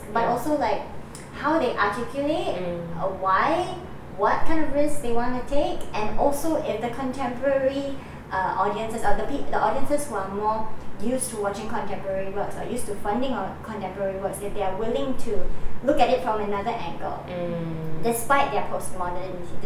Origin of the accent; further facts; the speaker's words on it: Singapore; I was educated and I grew up in Singapore.